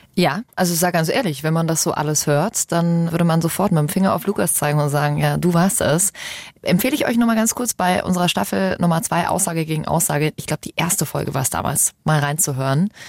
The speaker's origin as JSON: {"language": "German", "country": "Germany", "said": "Bei uns in Deutschland"}